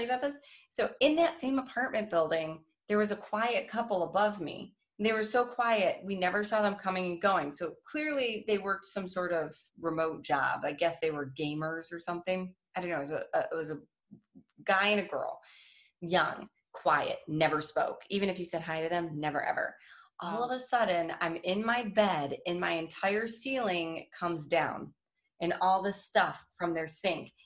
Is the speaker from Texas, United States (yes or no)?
no; Detroit, Michigan, United States; moved away; also born or lived in Studio City; I'm from Detroit